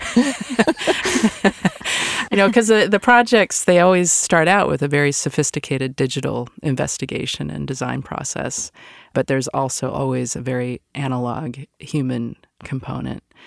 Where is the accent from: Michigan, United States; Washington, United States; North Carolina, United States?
Washington, United States; Seattle; moved away; I'm originally from Seattle